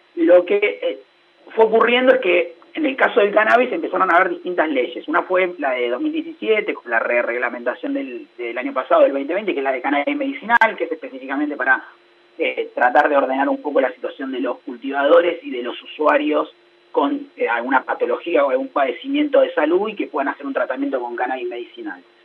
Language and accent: Spanish; Argentina